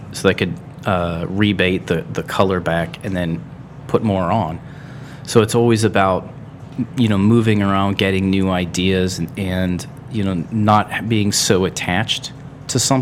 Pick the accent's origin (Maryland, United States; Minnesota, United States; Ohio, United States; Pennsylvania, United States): Ohio, United States; Akron; also born or lived in Wadsworth; I was actually born in the Firestone, raised in like the Firestone Park area. So yeah, I mean, I still consider that Akron.